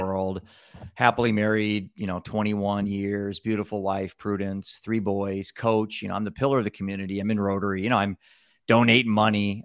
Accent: Cedar Rapids, Iowa, United States; I'm from Cedar Rapids, Iowa, the Midwest

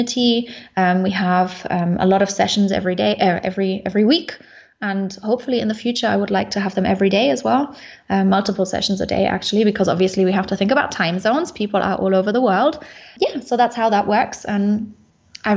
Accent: Munich, Bavaria, Germany; moved away as an adult; I come originally from Munich in Germany, but I am now location independent

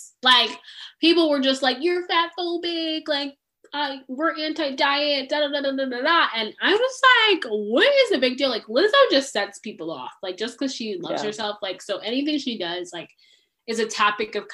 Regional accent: United States; also born or lived in Zimbabwe; growing up in America

